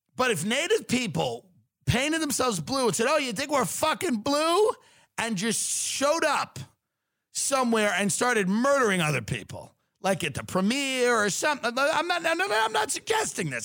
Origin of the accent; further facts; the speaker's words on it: Long Island, New York, United States; I'm from Long Island